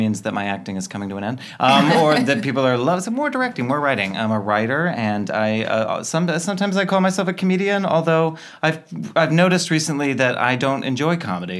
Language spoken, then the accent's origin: English; Orlando, Florida, United States; I'm from Orlando.